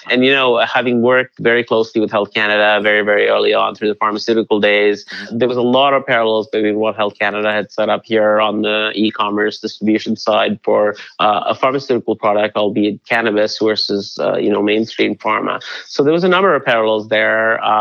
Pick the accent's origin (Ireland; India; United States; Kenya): India; the the Himalayas, where where I went to boarding school, it's you know, it grows wild there.